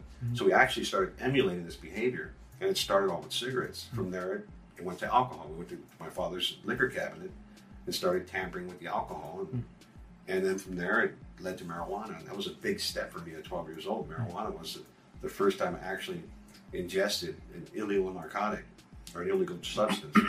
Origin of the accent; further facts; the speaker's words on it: United States; first language English; I was born in the United States.